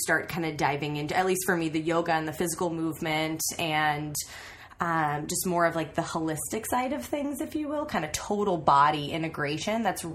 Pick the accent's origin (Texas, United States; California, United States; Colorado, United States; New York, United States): California, United States; Napa; also born or lived in Sacramento; I grew up in Napa